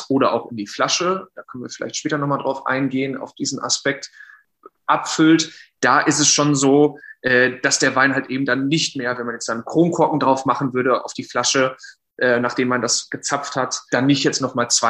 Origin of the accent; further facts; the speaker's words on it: North Rhine-Westphalia, Germany; komme gebürtig oder bin aufgewachsen im Sauerland, und habe 2018 äh, Diendra und Markella kennengelernt während des äh, Studiums in Geisenheim.